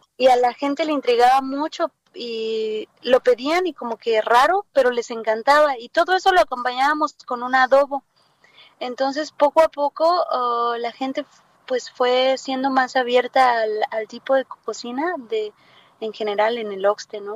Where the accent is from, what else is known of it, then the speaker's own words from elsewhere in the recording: Acapulco, Guerrero, Mexico; moved away as an adult; now in France; yo vengo de Acapulco